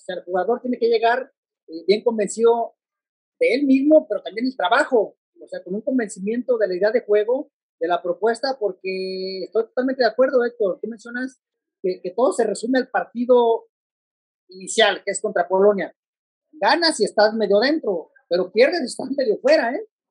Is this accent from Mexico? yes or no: yes; Mexico; como buenos mexicanos